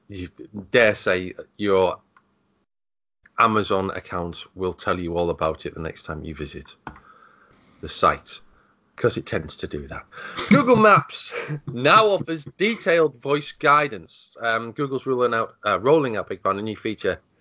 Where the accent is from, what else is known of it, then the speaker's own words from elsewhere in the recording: United Kingdom; being British